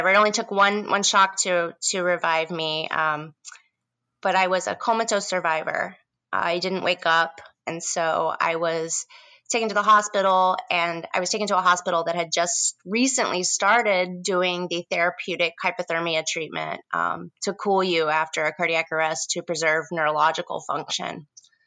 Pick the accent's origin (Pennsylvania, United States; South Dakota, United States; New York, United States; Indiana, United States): Indiana, United States; moved away as an adult; also born or lived in Bloomington, Indiana; now in San Francisco, United States; I'm originally from the Midwest in the state of Indiana